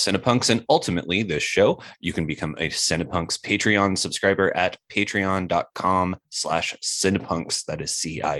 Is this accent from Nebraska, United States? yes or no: no; Lansing, Kansas, United States; I grew up in Lansing, which is right by Leavenworth, which is right by Fort Leavenworth.